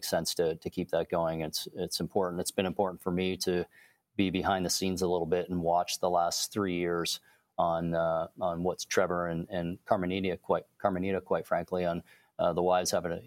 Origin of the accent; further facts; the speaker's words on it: Canada; being Canadian